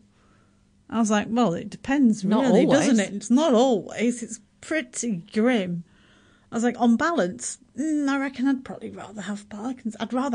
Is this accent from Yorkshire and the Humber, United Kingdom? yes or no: yes; Yorkshire and the Humber, United Kingdom; now in New Zealand; I'm from Yorkshire, I'm from Yorkshire